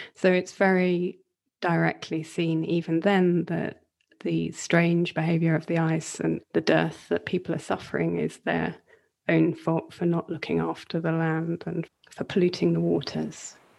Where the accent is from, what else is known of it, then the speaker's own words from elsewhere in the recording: Northumbrian coast, North East England, United Kingdom; I grew up on the Northumbrian coast